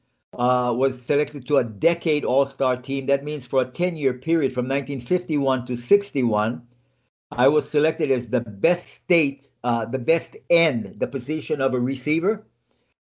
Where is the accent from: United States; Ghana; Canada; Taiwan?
United States; Lahaina, Hawaii; moved away as an adult; where I was born and how I grew up in Hawaii.